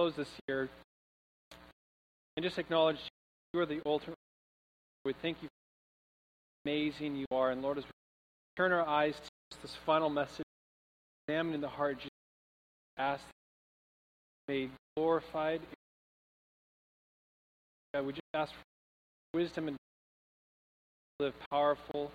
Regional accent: Troutdale, Oregon, United States; moved away; I'm from Oregon, and the weather we're having today, the storm of the decade, is like an average day where I'm from. Like, in Troutdale, which is like 30 minutes east of Portland

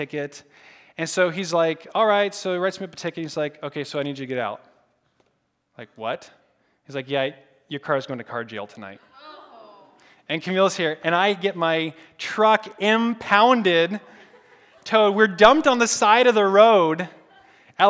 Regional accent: Portland, Oregon, United States; moved away as an adult; now in California, United States; I'm from Portland, Oregon.

